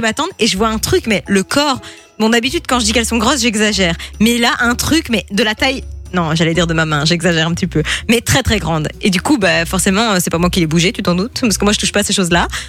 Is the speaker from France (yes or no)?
no; Italy; je suis italienne